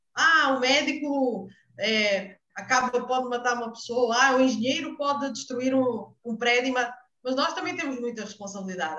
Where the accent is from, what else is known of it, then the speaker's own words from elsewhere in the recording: Portugal; moved away as an adult; now in Brazil; eu sou portuguesa